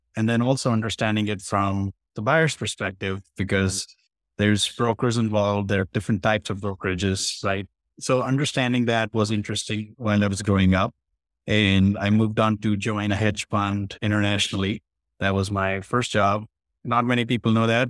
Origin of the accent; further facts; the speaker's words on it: India; moved away; I was from India. I was born there